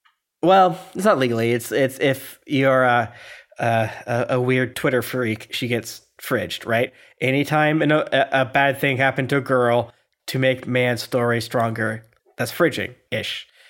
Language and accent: English; South Korea; I'm from Korea, which has been invaded, by the way, so maybe.